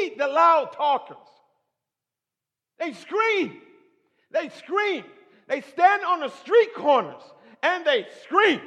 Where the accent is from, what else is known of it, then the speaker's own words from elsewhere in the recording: Michigan, United States; I was raised in Michigan